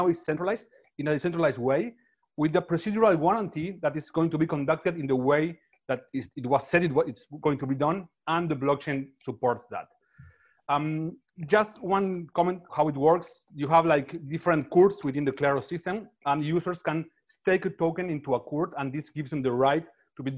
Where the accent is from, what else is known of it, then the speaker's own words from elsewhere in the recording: Buenos Aires, Argentina; I'm from Buenos Aires and I live in Buenos Aires.